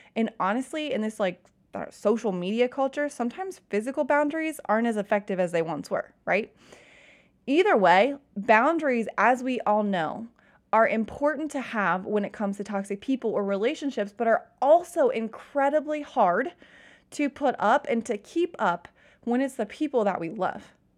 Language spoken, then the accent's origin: English; Cincinnati, Ohio, United States; also born or lived in Kentucky; I'm from Cincinnati